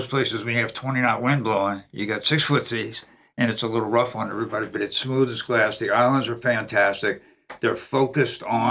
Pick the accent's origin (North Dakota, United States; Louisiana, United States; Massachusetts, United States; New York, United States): Louisiana, United States; New Orleans; now in Lake Norman, United States; born and raised in New Orleans